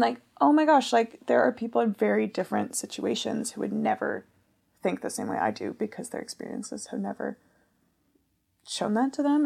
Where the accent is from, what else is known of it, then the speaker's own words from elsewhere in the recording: United States; first language English; being an American with my passport